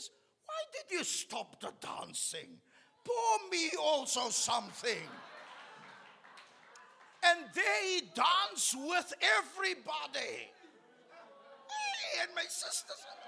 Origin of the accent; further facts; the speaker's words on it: Cape Town, Western Cape, South Africa; we're from Pinelands